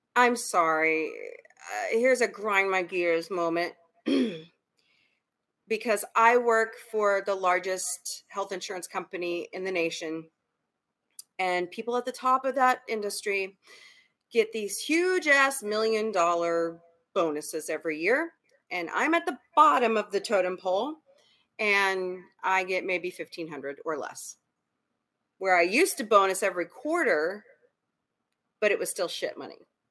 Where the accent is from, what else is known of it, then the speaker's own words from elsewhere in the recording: United States; I'm an American